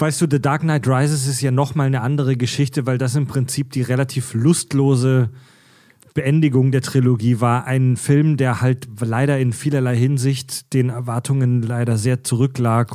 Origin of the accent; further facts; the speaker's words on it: Pforzheim, Baden-Württemberg, Germany; in meiner Heimatstadt Pforzheim